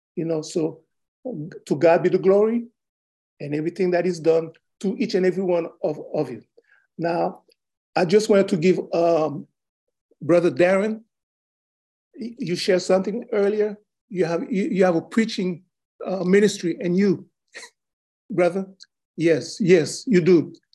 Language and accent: English; Haiti; now in United States; Originally, I was born in Haiti